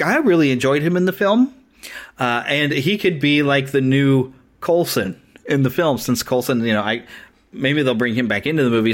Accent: Missouri, United States; here in my home state in Missouri at Marceline

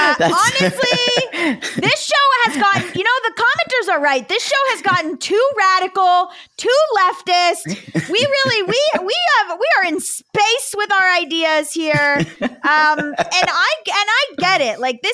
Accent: Cooper City, Florida, United States; I don't know who this is, but I am from Cooper City and I know a lot of moms.

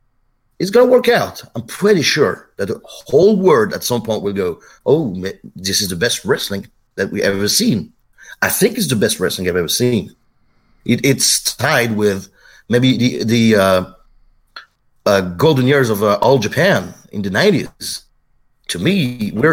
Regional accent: France

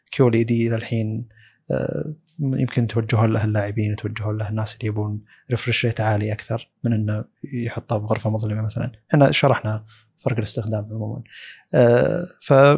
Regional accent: Saudi Arabia; عندنا في السعودية

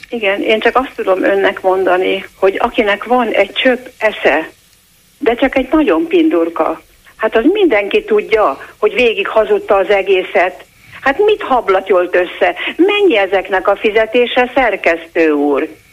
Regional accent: Hungary; Én szégyelem, hogy magyar vagyok

